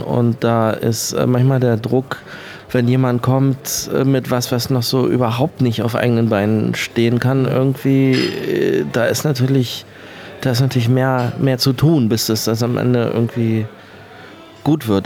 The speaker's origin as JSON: {"language": "German", "region": "Hamburg", "country": "Germany", "tie": "born or raised there", "moved": "as an adult", "lives_now": "Berlin, Germany", "said": "ich bin in Hamburg geboren und bin gebürtiger Hamburger. Ich bin aber seit, glaube ich, 1999 in Berlin."}